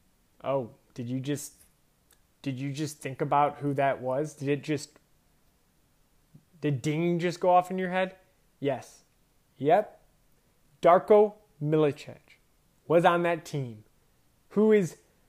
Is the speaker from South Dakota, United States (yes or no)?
no; Chicago, Illinois, United States; I'm from Chicago. I grew up in the 90s.